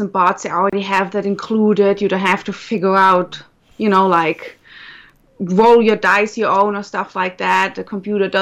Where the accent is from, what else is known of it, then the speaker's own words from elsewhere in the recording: Germany; accent: German; As you can tell from my accent, I'm German. Well, actually, half German